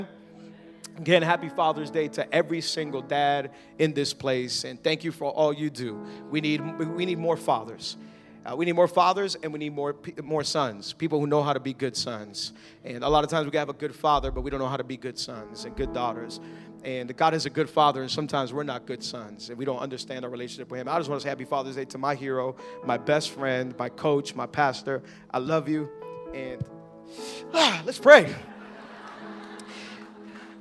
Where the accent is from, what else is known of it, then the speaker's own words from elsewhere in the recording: Miami, Florida, United States; I was born and raised in Miami